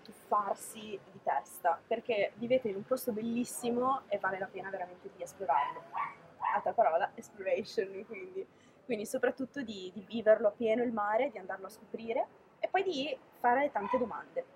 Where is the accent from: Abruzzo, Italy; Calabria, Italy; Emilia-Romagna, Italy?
Calabria, Italy; moved away; io sono calabrese